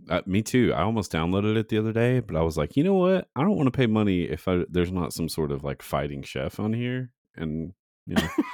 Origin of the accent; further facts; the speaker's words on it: Saint Paul, Virginia, United States; my hometown of Saint Paul, Virginia